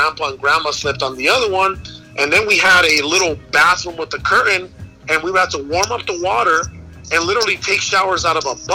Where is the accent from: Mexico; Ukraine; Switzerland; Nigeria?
Mexico; Guaymas, Sonora; now in Phoenix, United States; I was born in Mexico, right? I was born into poverty.